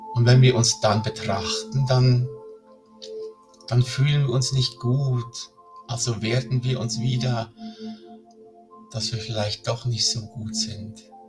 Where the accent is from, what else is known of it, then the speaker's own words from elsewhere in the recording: Switzerland; hier bei uns in der Schweiz